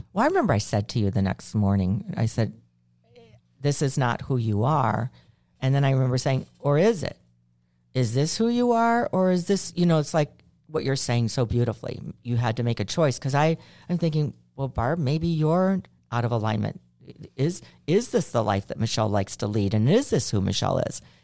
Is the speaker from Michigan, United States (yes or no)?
no; Chicago, Illinois, United States; I'm from Chicago